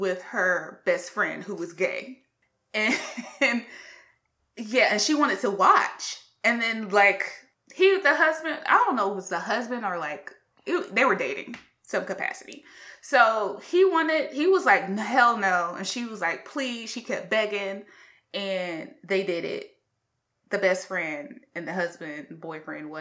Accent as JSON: {"language": "English", "region": "South Carolina", "country": "United States", "said": "We're all from the South. Yes, we're from South Carolina"}